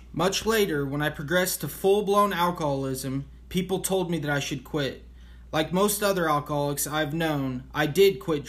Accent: Kansas, United States; I was raised in Kansas, the only child of loving parents who just drank socially. We moved frequently. In fact, I changed schools every year until high school.

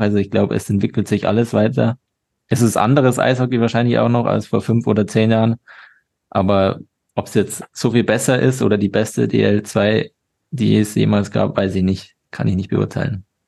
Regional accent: Regensburg, Bavaria, Germany; moved away as an adult; also born or lived in Salzburg; Ich komme aus Regensburg, habe da meinen ganzen Nachwuchs bis auf das letzte Jahr dann gespielt. Bin da aufgewachsen.

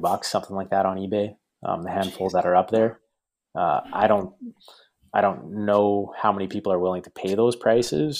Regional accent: Canada; to be a soccer fan in Canada and just my kind of experience growing up

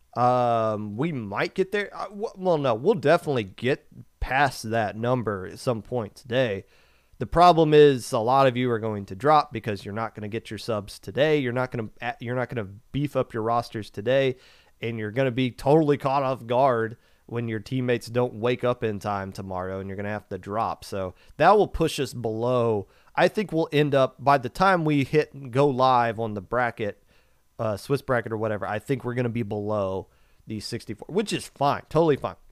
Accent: Kentucky, United States; growing up in Kentucky

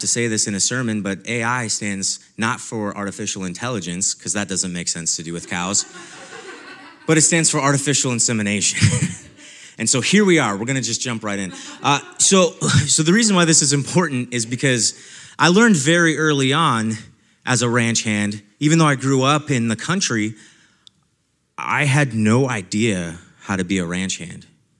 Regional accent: Nebraska, United States; the time that I spent as a ranch hand on a ranch in my hometown in Nebraska.

